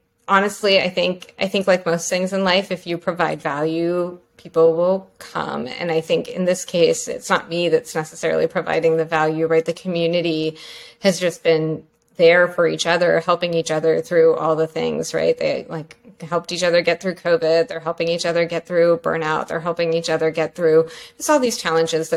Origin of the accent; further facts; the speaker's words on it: Pennsylvania, United States; moved away as an adult; also born or lived in New York / North Carolina; I grew up in Pennsylvania.